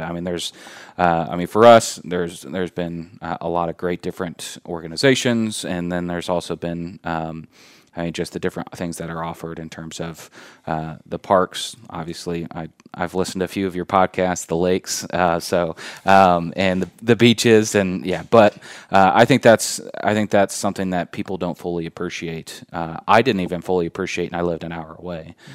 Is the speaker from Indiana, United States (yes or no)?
yes; Indianapolis, Indiana, United States; moved away as an adult; also born or lived in Fort Wayne, Indiana; now in Warsaw, United States; I'm originally from Indianapolis, uh, grew up, uh, born and raised in Indianapolis.